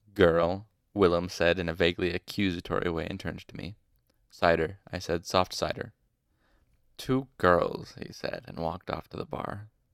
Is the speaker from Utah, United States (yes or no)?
yes; Utah, United States; I'm, I'm from Utah